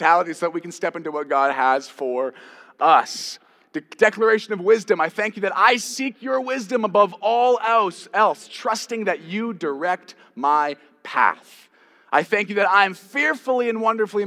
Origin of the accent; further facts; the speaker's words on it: Canada; I'm Canadian